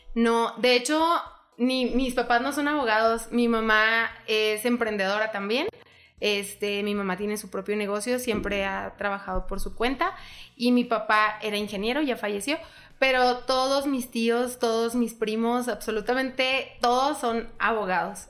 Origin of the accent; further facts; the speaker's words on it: Hidalgo del Parral, Chihuahua, Mexico; vivimos en Parral y que somos de Parral